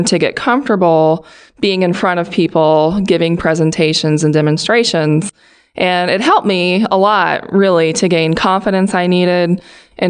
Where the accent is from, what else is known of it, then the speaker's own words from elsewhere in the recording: Pittsfield, Illinois, United States; My hometown is Pittsfield, Illinois